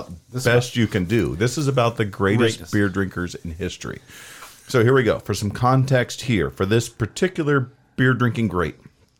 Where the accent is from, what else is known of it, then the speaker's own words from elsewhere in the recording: United States; because I'm an American.